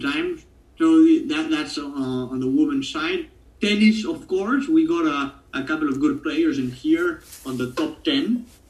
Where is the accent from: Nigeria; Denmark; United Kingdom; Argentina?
Argentina; accent: Italian; first language Spanish; English is a second language; I'm perhaps from what could be considered some sort of Italian colony because there's so much Italian heritage in here.